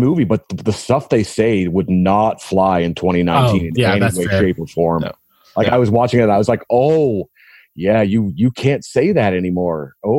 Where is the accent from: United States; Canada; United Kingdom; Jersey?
Canada; being Canadian